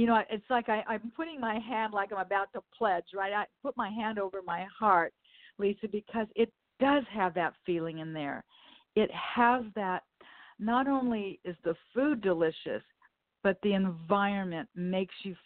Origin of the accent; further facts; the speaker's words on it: Los Angeles, California, United States; also born or lived in Westchester, Los Angeles; When I was a child and I grew up in the Manchester Square area